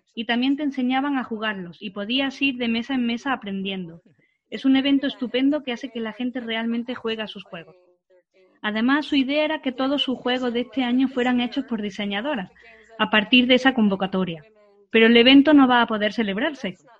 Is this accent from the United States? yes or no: yes; Florida, United States; Spanish is a second language; soy de Florida, Playa, pero playa sin un montón de gente.